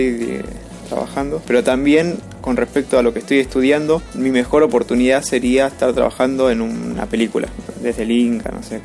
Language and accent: Spanish; Guanajuato, Mexico; soy de la ciudad de Guanajuato, Guanajuato.